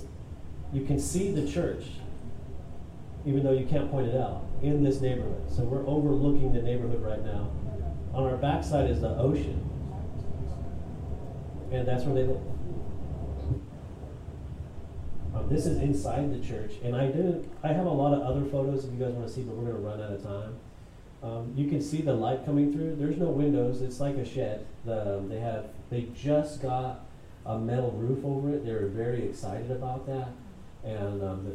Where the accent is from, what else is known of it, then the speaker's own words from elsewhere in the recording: United States; as an American